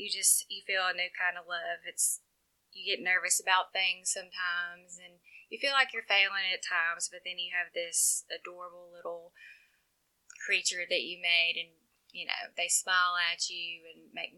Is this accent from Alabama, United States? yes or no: yes; Jasper, Alabama, United States; All right. Well, I grew up in Jasper.